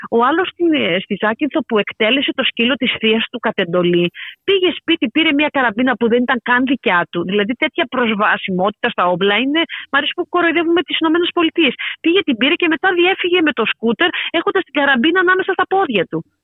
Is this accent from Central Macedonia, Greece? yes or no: no; Paros, South Aegean, Greece; κατάγομαι από την Πάρο